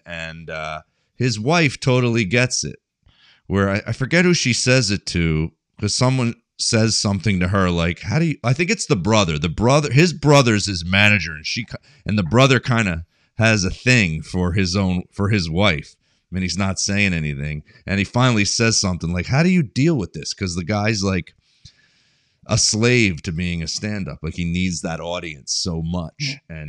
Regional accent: Cherry Hill, New Jersey, United States; I grew up in Cherry Hill, New Jersey

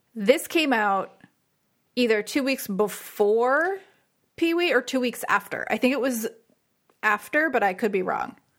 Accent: Saddle Brook, New Jersey, United States; also born or lived in Glen Rock, New Jersey; I grew up in Saddleburg. I didn't know anyone that skied, I don't think. And then I moved to Glen Rock

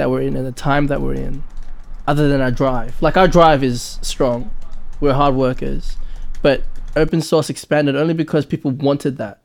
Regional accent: Australia; I'm born in Australia.

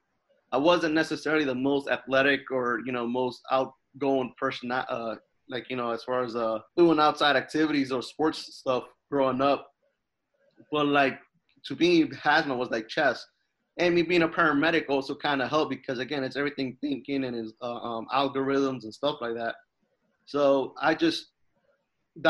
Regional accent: New Jersey, United States; moved away; also born or lived in Jacksonville, Florida; growing up in New Jersey, one of my best friends, he worked at the fire department

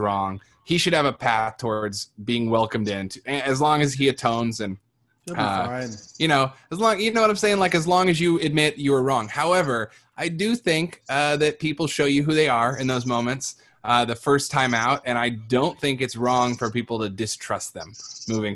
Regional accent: Iowa, United States; I grew up in Iowa around a lot of white people in the country

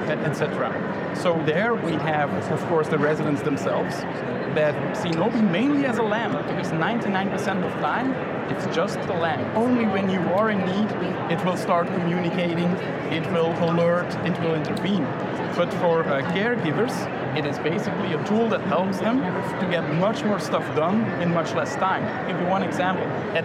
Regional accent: Belgium; I'm from Belgium

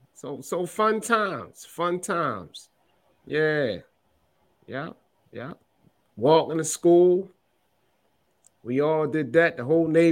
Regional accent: Baltimore, Maryland, United States; I love growing up in Baltimore, man. You know, for all that don't know, I'm from East Baltimore.

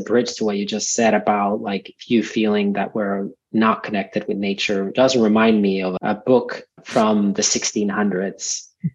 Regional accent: Finland; I grew up in Finland, a few hours north from Helsinki by car, and a farm

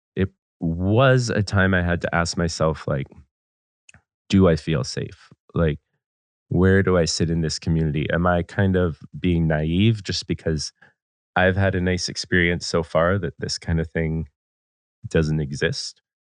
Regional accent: Vancouver, British Columbia, Canada; Growing up in Vancouver, we're very, very close to Seattle and Portland

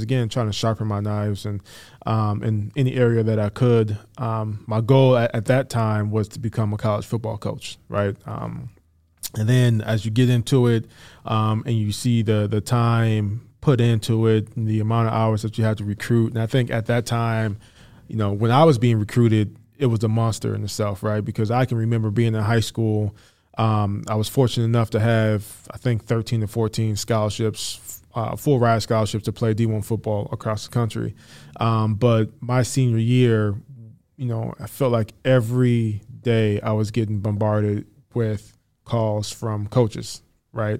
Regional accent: Saint Paul, Minnesota, United States; moved away as an adult; now in Iowa, United States; I grew up in Saint Paul

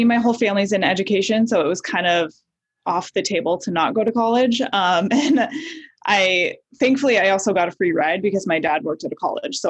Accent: Nebraska, United States; moved away as an adult; also born or lived in Midwest; I grew up all over the Midwest. Both of my parents were actually musicians, so we traveled around a lot, but mostly Nebraska. I was there for about 8 years before I moved out to LA for college.

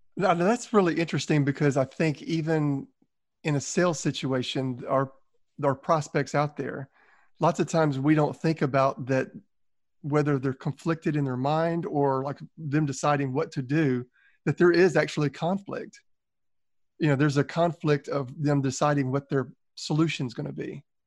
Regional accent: Southern, United States; accent: Southern; my Southern accent

